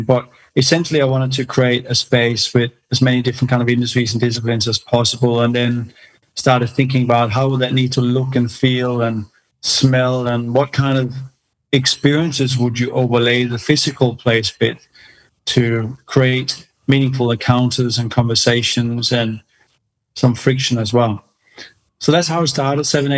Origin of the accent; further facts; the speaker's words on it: Denmark; moved away as an adult; also born or lived in London / China; now in Australia; I was born in Denmark a long time ago. I left when I was 18